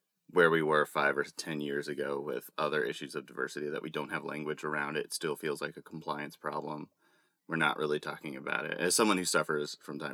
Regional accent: Texas, United States; I'm a guy from Texas

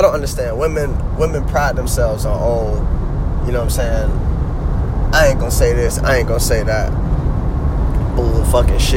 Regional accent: Jacksonville, Florida, United States; my people are originally from New York, but I was born and raised in Duval County

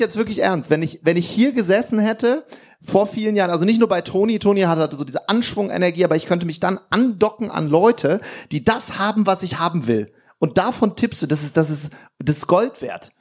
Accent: Wuppertal, North Rhine-Westphalia, Germany; Das hieß bei uns in Wuppertal, hieß Kaffee wichtig

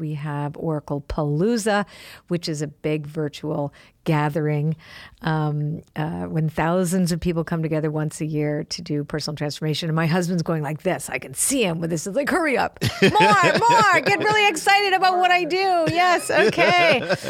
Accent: Canada; Well, I'm Canadian, and Canadians have a tendency to be a little self-deprecating, right?

